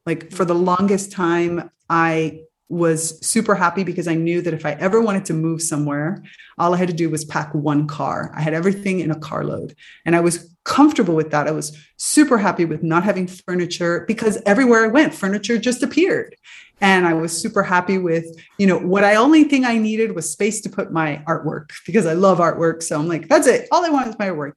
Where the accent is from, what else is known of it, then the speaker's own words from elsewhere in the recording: Miami, Florida, United States; growing up in Miami, you're sort of surrounded a little bit by the magic world.